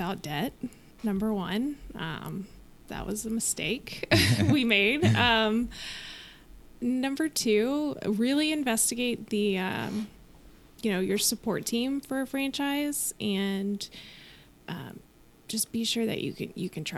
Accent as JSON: {"language": "English", "town": "Wylie", "region": "Texas", "country": "United States", "tie": "born or raised there", "also_born_or_lived": "Plano, Texas"}